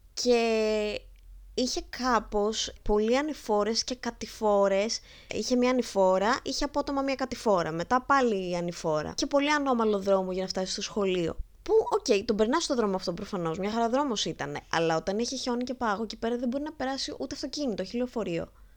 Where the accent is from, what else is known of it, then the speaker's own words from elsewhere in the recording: a village near Lamia, Central Greece, Greece; now in Athens, Greece; είμαι από Λαμία